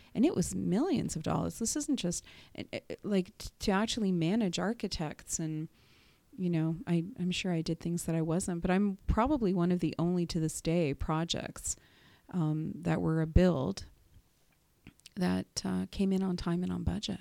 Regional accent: Whitby, Ontario, Canada; also born or lived in Durham Region; I am from Durham, and, uh, I actually grew up in Whitby.

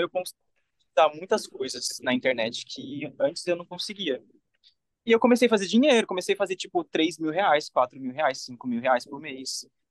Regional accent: Brazil; moved away as an adult; só por ter crescido no Brasil

